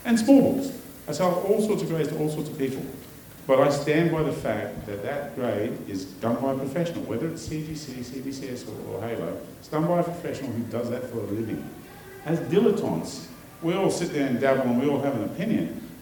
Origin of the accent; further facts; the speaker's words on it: Australia; I'm the Australian